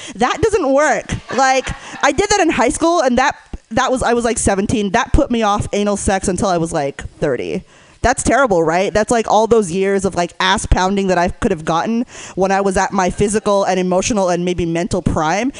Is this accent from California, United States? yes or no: yes; Northern California, United States; I grew up in NorCal, so uh, please forgive my lack of an accent